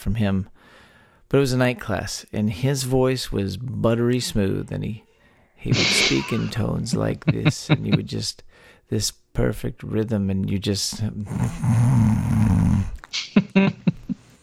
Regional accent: Texas, United States; born or raised there

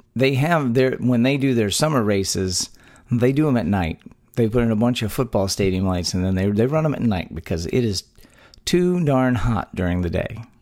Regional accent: Texas, United States; born or raised there

